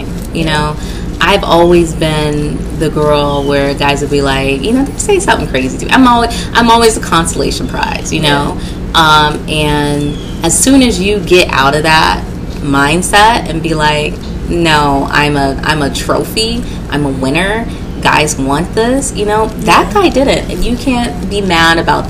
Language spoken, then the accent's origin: English; the South, United States; we are from the South